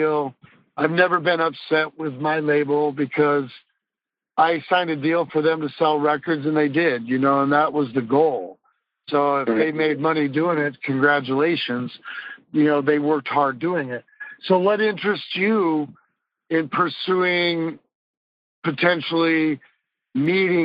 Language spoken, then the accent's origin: English; Des Moines, Iowa, United States; I was born and raised in Des Moines, Iowa